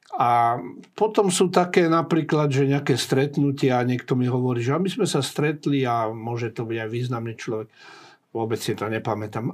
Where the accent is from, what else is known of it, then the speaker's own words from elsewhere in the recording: Prievidza, Trenčín Region, Slovakia; moved away; also born or lived in Bratislava; Horná Nitra je môj rodný kraj